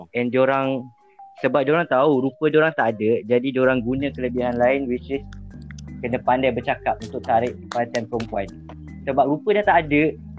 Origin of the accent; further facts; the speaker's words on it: Sarawak, Malaysia; now in Peninsular Malaysia, Malaysia; Saya daripada Sarawak tapi saya menetap di Semenanjung lama jugalah.